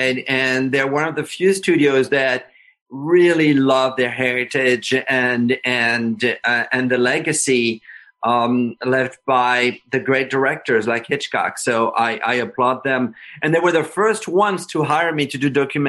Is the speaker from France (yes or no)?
yes; France; moved away; I was growing up in France